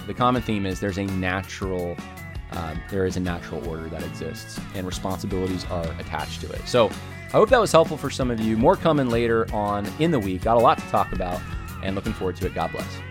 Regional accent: United States; We share a homeland in common.

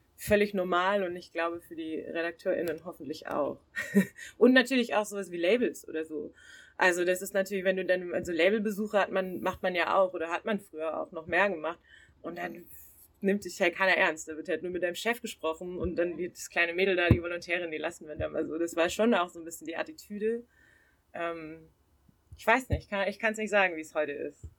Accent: Southern Germany, Germany; moved away as an adult; also born or lived in Siegen / Bochum; ich komme eigentlich aus Süddeutschland

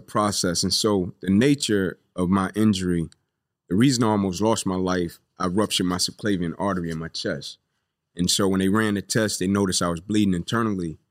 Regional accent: Atlanta, Georgia, United States; I grew up here in Atlanta. Uh, Kirkwood

